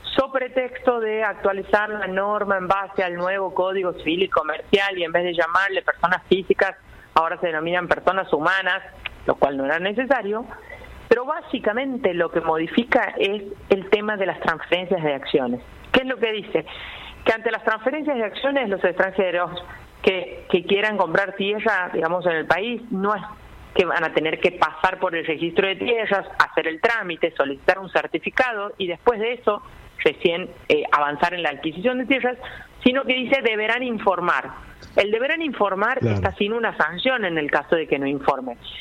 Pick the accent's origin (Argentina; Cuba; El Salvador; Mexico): Argentina; Santiago del Estero; now in Buenos Aires, Argentina; en mi provincia natal, en Santiago del Estero